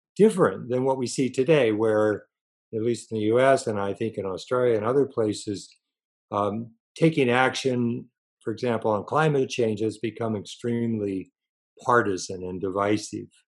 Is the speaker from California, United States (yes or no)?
yes; Los Angeles, California, United States; also born or lived in Connecticut; I was born in Connecticut on the East Coast, but basically grew up in Southern California in Los Angeles for all of my schooling and college and so forth